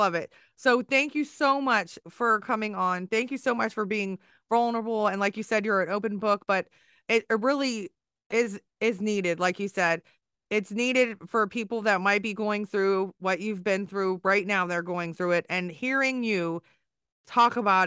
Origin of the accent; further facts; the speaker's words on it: Maryland, United States; I'm from Maryland. So Virginia is our neighbor.